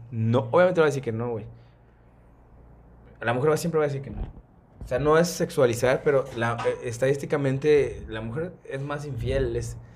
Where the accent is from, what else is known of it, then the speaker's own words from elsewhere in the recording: Cuba; porque soy cubana